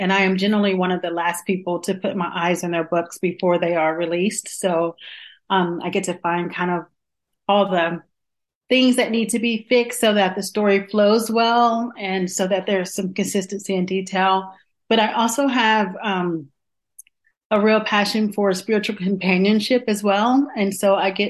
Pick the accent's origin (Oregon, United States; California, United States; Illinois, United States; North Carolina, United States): North Carolina, United States; Johnston County; moved away; also born or lived in Washington, D.C. / Atlanta, Georgia; I was born in Washington, D.C. and raised in a very small southern town in Johnston County, North Carolina